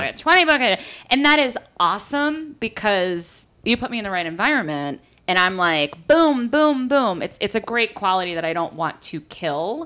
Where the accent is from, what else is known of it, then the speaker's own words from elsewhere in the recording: East Coast, United States; also born or lived in Los Angeles / New York; I am from the East Coast